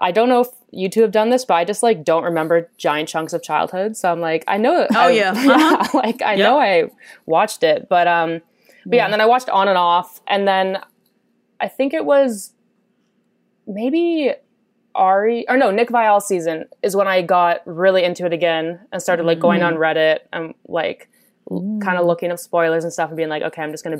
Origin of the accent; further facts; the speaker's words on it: Canada; I'm from Canada, 28 years old